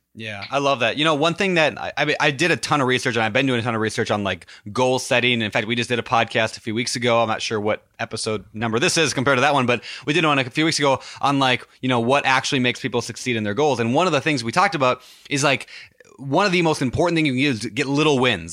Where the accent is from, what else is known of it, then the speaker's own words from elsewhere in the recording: Minnesota, United States; Minneapolis, my home state